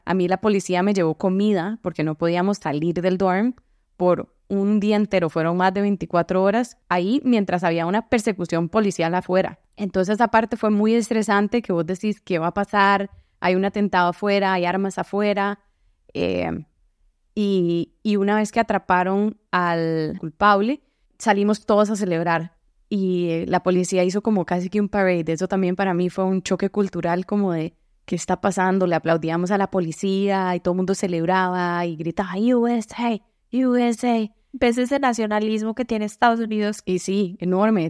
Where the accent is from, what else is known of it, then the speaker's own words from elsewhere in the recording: San José, Costa Rica; moved away as an adult; also born or lived in Boston; now in Seattle, United States; Soy de San José y crecí ahí